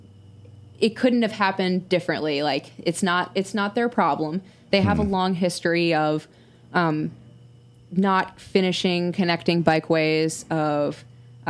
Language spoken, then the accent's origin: English; Minneapolis, Minnesota, United States; my hometown of Minneapolis